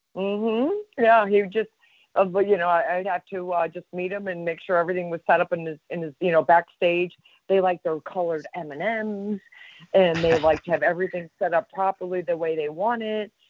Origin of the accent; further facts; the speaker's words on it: Chicago, Illinois, United States; now in Florida, United States; a Chicago girl, born and raised in Chicago